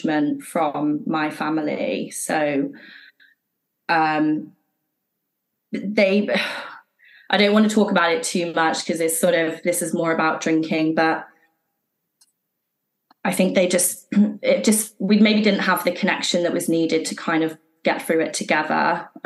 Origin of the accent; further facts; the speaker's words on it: Worcestershire, West Midlands, United Kingdom; also born or lived in Shropshire / Streatham, London; now in London, United Kingdom; We moved from Shropshire to Worcestershire, and she moved her new partner into our house very quickly. So this was when I was sort of six